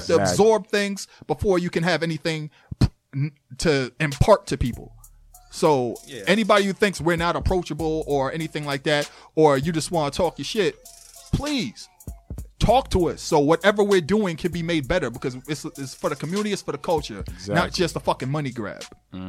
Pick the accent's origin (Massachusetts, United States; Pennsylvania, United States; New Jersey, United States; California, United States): Massachusetts, United States; Boston; Dude, I'm from South End Lower Rocks.